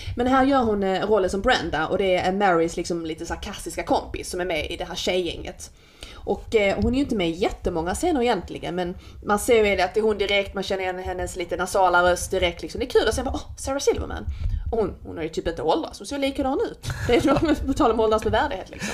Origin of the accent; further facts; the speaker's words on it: Skåne, Sweden; accent: skånska (not quite); min skånska, men det är inte riktigt skånska